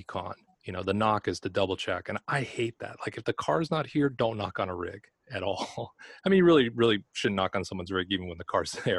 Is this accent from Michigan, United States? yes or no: no; Los Angeles, California, United States; moved away; I'm originally from Los Angeles